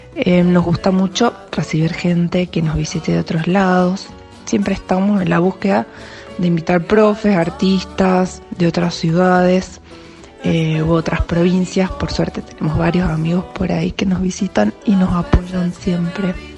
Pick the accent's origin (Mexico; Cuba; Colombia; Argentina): Argentina; Jujuy; soy de Jujuy. Organizo una milonga acá en San Salvador